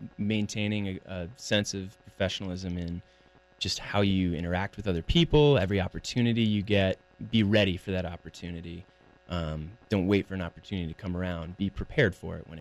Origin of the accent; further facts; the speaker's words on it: Outer Banks, North Carolina, United States; now in Wilmington, United States; I grew up on the Outer Banks